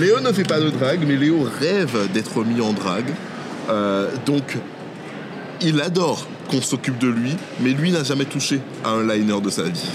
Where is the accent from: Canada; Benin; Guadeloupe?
Guadeloupe; Petit-Bourg; now in Lyon, France; j'ai grandi à, à Petit Bourg, du coup, en Guadeloupe